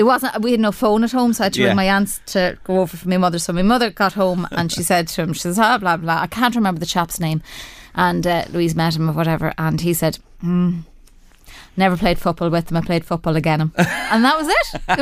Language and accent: English; Navan, Leinster, Ireland; accent: Irish; "I know from your accent you're Irish. Whereabouts are you from?" And I said, "About 30 miles north of Dublin." And he said, "Is that near Navan or Trim?" And I said, "Yeah, Navan."